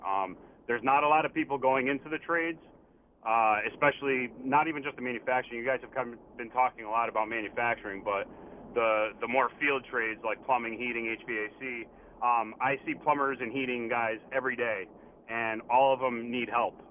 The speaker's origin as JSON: {"language": "English", "town": "West Hartford", "region": "Connecticut", "country": "United States", "tie": "born or raised there", "said": "I grew up in West Hartford"}